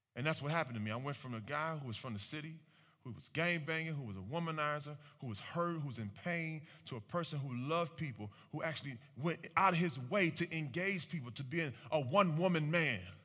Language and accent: English; Cleveland, Ohio, United States; I'm born and raised in Cleveland, Ohio.